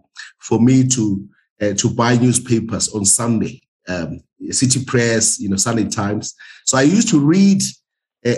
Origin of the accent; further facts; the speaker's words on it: Witbank, Mpumalanga, South Africa; moved away as an adult; also born or lived in Cape Town; born there. I grew up there. I went to school there